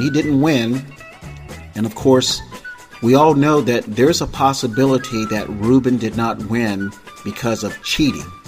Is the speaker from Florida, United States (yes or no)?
yes; Tampa, Florida, United States; also born or lived in Miami-Dade County, Florida / Broward County, Florida; now in California, United States; I was born and raised in Florida. I was born in Tampa